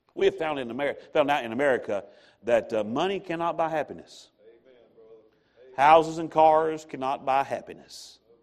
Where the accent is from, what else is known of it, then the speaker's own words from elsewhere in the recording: American South, United States; I'm an American or I'm Southern